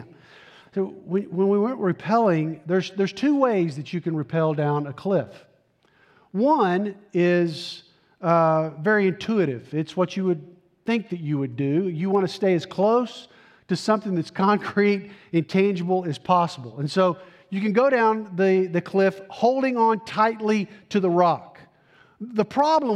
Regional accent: Tennessee, United States; I'm from Tennessee, proud product of the Tennessee public school system

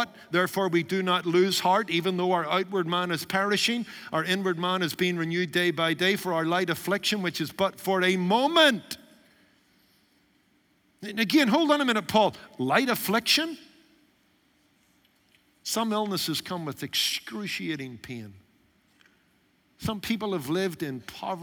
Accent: United Kingdom; Being a British Baptist by origin

